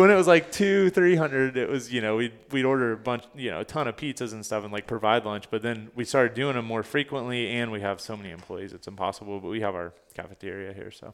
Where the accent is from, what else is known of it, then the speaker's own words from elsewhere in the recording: Fort Pierce, Florida, United States; also born or lived in Orlando, Florida; I grew up in Fort Pierce, Florida